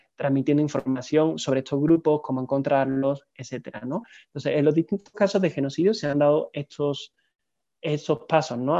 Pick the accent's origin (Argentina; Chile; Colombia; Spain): Spain; Seville, Andalusia; moved away as an adult; also born or lived in Barcelona; now in Mexico; estudié una licenciatura en humanidades en, en Sevilla, que es mi ciudad natal está en el sur del país